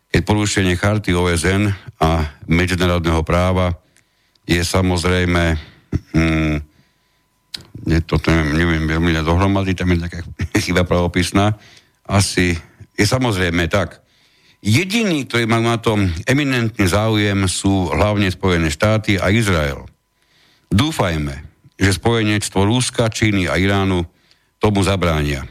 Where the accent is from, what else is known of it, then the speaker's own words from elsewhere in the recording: Slovakia; sme Slováci